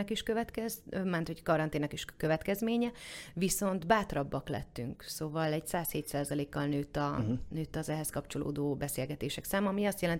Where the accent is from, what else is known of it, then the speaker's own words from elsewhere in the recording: Eger, Heves, Hungary; now in Budapest, Hungary; Mert hogy Egerből jöttem, ott, uh-huh. ott ugye nagyon jó kis termálfürdők vannak, és úgy nem vonzott.